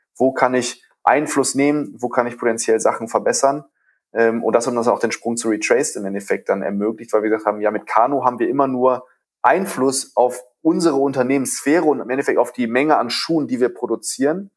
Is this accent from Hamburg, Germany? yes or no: no; Düsseldorf, North Rhine-Westphalia, Germany; also born or lived in Ratingen; Düsseldorfer, zwar geboren in Ratingen, aber immer in Düsseldorf aufgewachsen